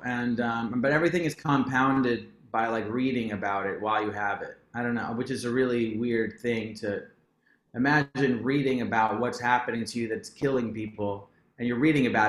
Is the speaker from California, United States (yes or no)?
no; New York, United States; Like we grew up on …, like Staten Island is 20 minutes from us. So like that's what we kind of grew up on.